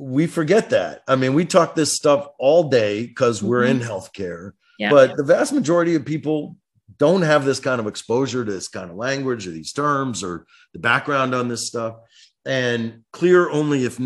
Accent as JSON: {"language": "English", "town": "Detroit", "region": "Michigan", "country": "United States", "tie": "born or raised there", "said": "That's my hometown, Detroit"}